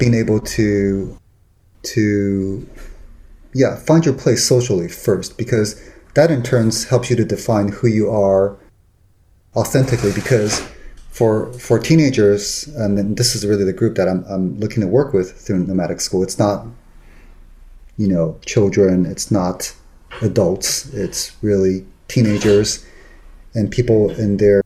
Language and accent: English; Taiwan; moved away; also born or lived in Los Angeles / San Francisco; I grew up in Taiwan, and then later I lived in Los Angeles, and then later in San Francisco.